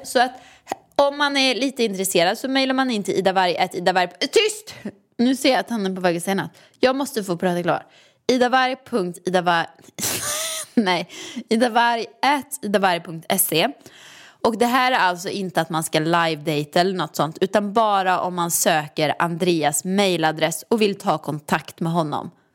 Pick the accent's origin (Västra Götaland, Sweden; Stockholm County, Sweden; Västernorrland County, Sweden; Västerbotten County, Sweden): Västra Götaland, Sweden; Åmål; moved away; hemma i Åmål i villan